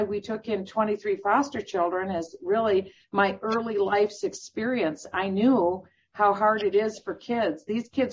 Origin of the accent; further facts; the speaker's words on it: Iowa, United States; moved away; also born or lived in Minnesota; I was born in Iowa, and I was part of a middle-class family.